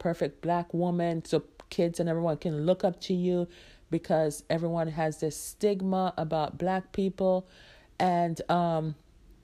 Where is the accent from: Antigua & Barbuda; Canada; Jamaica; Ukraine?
Jamaica; moved away; I am a Jamaican-born woman out here trying to do it as a single mom